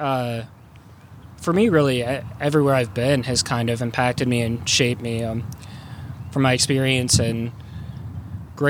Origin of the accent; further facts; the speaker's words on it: Unionville, United States; the church where we grew up going to in Unionville